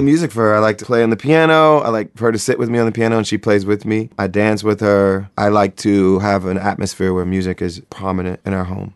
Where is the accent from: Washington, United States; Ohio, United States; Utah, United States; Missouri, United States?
Ohio, United States; Springfield; I grew up in Springfield, Ohio